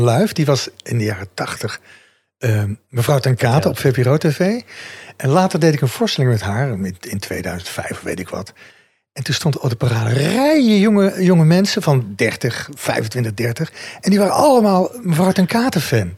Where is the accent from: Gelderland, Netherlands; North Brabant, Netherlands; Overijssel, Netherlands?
North Brabant, Netherlands; moved away; Ik kom uit Brabant